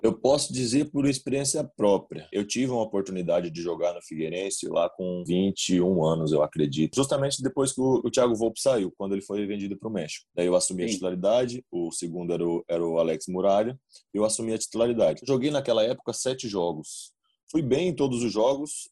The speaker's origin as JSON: {"language": "Portuguese", "region": "South Region", "country": "Brazil", "moved": "yes", "said": "eu sou do Sul"}